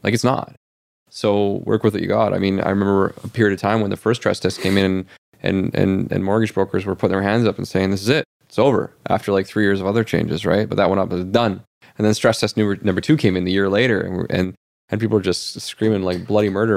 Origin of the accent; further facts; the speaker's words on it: Canada; we are Canadian.